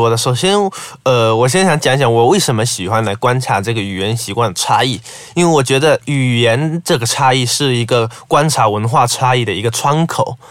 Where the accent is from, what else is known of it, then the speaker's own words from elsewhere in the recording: southern China, China; moved away as an adult; now in Malaysia; 我毕竟来自中国南方。